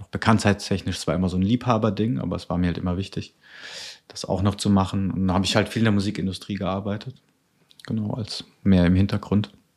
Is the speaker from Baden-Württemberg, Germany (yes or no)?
yes; near Karlsruhe, Baden-Württemberg, Germany; now in Cologne, Germany; Also ich komme eigentlich aus dem Süden, ist der Nähe von Karlsruhe